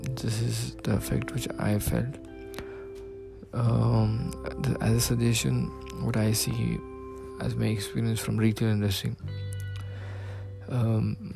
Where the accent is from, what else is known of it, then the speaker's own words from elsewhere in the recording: Dubai, United Arab Emirates; I'm from Dubai.